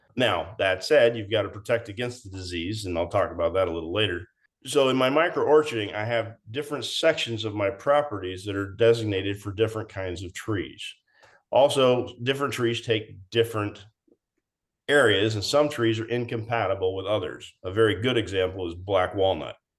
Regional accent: Everett, Washington, United States; We grew up in in the uh, Everett, Washington area

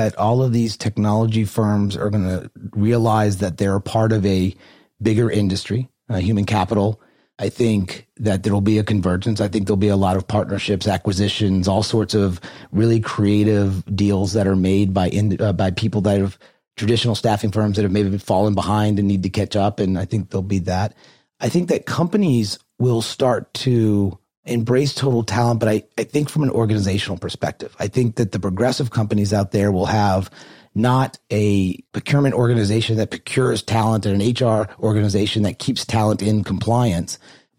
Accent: New Orleans, Louisiana, United States; I grew up in New Orleans, Louisiana, and my family was very Catholic

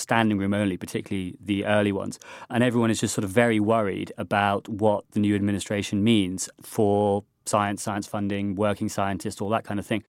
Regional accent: United Kingdom; being a Brit

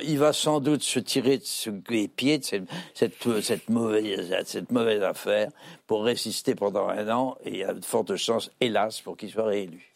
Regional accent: France; on est français

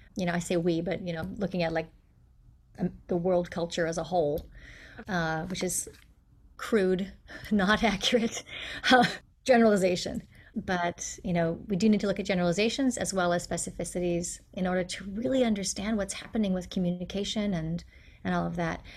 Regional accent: United States; accent: American; that rhotic R that appears in my accent and accents of many, many Americans

